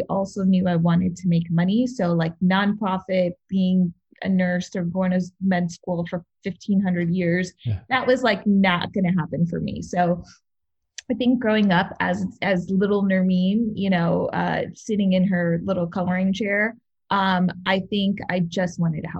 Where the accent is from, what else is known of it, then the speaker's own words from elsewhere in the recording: New York City, New York, United States; moved away as an adult; now in Los Angeles, United States; I grew up in Queens.